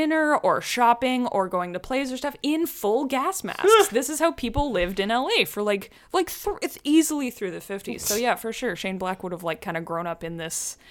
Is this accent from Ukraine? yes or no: no; Alberta, Canada; I grew up in Alberta